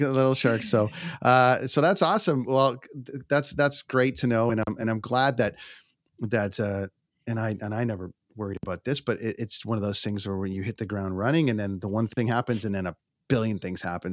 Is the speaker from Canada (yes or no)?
yes; Canada; as a Canadian